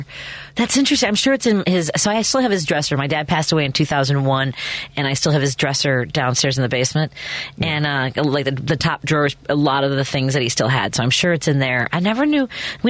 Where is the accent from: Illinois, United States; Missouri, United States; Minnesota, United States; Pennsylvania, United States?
Illinois, United States; Chicago; I grew up right here. I grew up in Norwood Park. I live in Jefferson Park. Uh-huh. I went to Lane Tech.